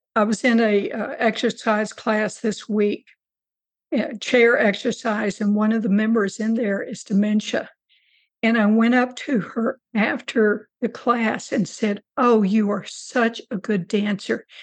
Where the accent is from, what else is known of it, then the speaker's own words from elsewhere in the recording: Rio Grande Valley, South Texas, United States; also born or lived in Corpus Christi, Texas; now in New Braunfels, United States; I grew up in, in very, very South Texas in uh, the Rio Grande Valley